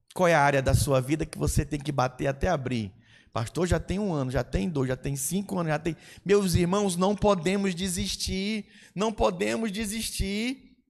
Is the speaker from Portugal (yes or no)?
no; Brazil; Eu sou brasileiro